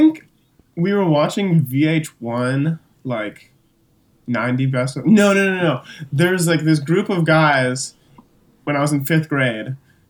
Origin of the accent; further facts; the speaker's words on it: California, United States; also born or lived in Elgin, Illinois / Hong Kong; I was actually born in Elgin, Illinois. And when I was like 4 months old, 3 months old, my family moved to Hong Kong. And then when I was like 4 years old, we moved to California, Orange County